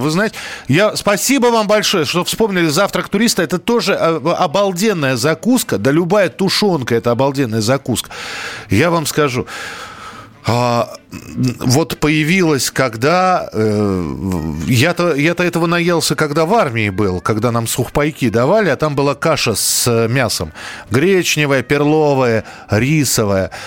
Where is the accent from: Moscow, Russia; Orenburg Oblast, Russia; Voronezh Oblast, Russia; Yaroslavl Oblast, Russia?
Moscow, Russia; я вырос в Бескудниково